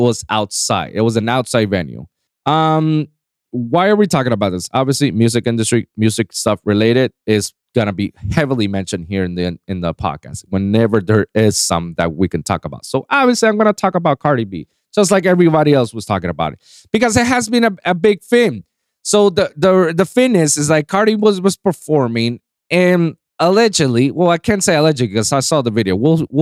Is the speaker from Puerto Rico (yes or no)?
yes; Puerto Rico; I'm not from New York. I'm from Puerto Rico. It's the Puerto Rican in me